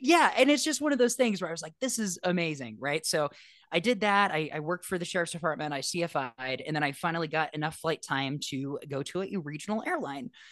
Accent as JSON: {"language": "English", "town": "Los Angeles", "region": "California", "country": "United States", "tie": "born or raised there", "said": "I grew up in Los Angeles"}